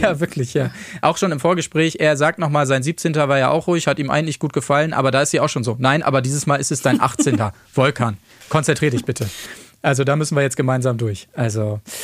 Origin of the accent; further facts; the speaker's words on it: Verden, Lower Saxony, Germany; von Pferden an der Aller, wo ich herkomme